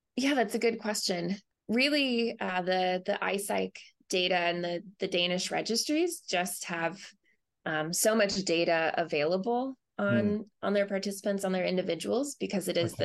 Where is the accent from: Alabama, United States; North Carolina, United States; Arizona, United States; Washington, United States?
North Carolina, United States; Asheville; moved away as an adult; also born or lived in Boulder, Colorado; now in St. Louis, United States; I grew up in North Carolina um, in the Asheville area